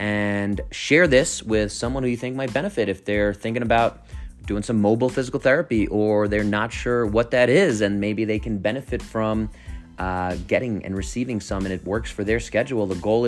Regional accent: New York City, New York, United States; moved away as an adult; also born or lived in Southern California; now in Colorado, United States; since you're a Brooklyn boy like me, New Yorker

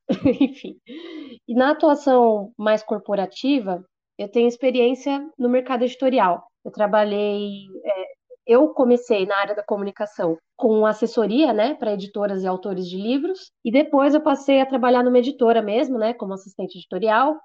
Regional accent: Santo André, São Paulo, Brazil; also born or lived in São Bernardo do Campo; eu morei muito tempo em São Bernardo, sou de Santo André

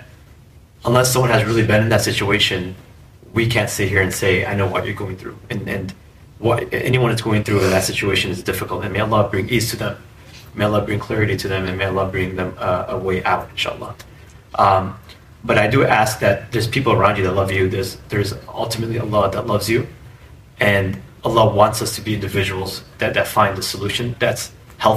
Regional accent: Chicago, Illinois, United States; I was born and raised in Chicago

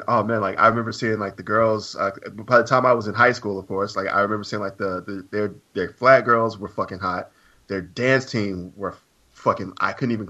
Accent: Huntsville, Alabama, United States; because I grew up in Huntsville.

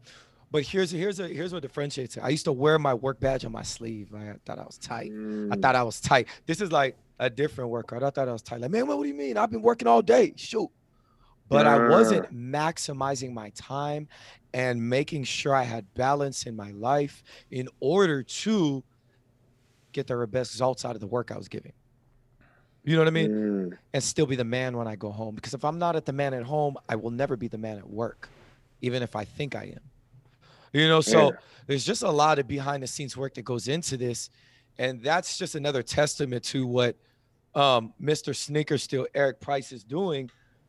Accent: Jamaica; I'm a Jamaican. I got jobs.

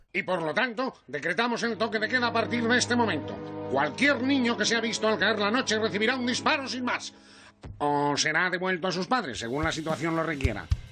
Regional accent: Castellón de la Plana, Valencian Community, Spain; yo soy de Castellón

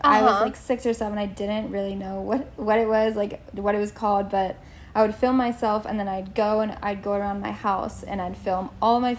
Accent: Virginia, United States; moved away as an adult; also born or lived in South Carolina; now in Charleston, United States; I'm from Virginia, and so it's still drivable and still close to home

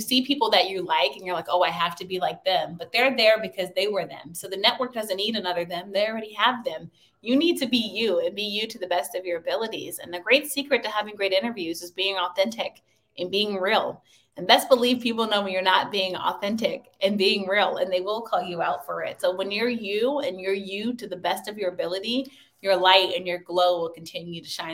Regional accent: Washington, District of Columbia, United States; also born or lived in Maryland; my hometown of Washington, D.C.

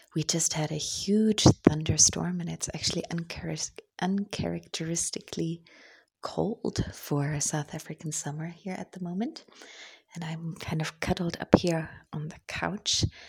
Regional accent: Germany; English is a second language; as a German

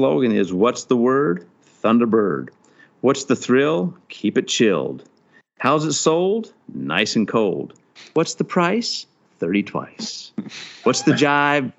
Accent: Montana, United States; I'm from Montana.

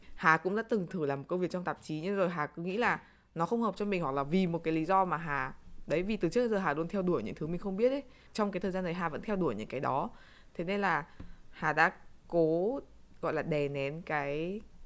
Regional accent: Vietnam; chúng mình là người Việt Nam

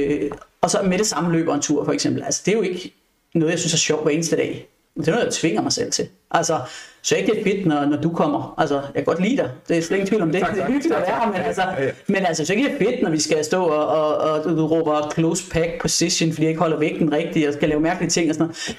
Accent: Odense, Southern Denmark, Denmark; now in Frederiksberg, Denmark; jeg er oprindeligt fra Odense

